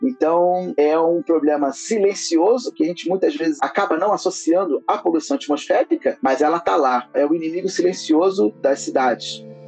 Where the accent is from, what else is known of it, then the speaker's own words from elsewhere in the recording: Rio de Janeiro, Brazil; moved away as an adult; now in São Paulo, Brazil; Vindo aqui para São Paulo, porque eu sou natural do Rio de Janeiro